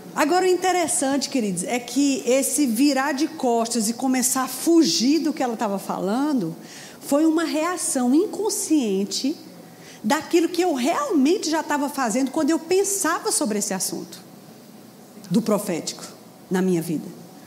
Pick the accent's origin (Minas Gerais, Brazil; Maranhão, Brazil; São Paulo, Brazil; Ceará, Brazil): Ceará, Brazil; lá em Fortaleza. Foi lá que eu me converti, eu sou cearense.